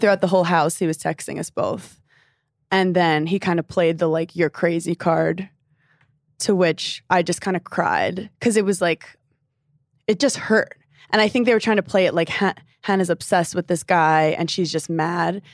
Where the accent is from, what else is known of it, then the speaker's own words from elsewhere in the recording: New York City, New York, United States; I'm from Brooklyn, New York, specifically Park Slope